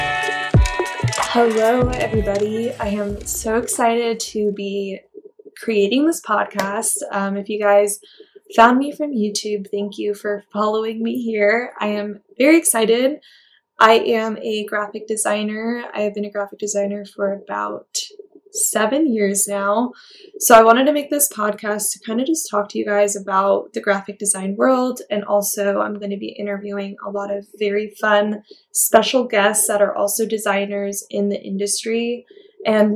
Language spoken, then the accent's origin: English; California, United States; now in Nevada, United States; But I grew up in California.